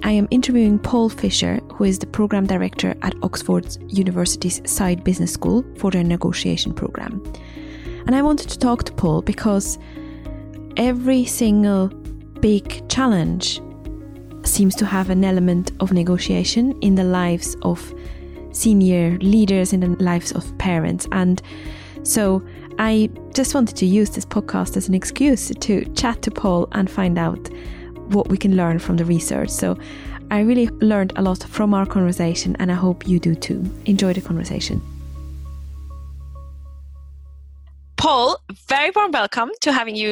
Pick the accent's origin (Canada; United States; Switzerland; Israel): Switzerland; I'm from Switzerland, and we see compromise as a really good thing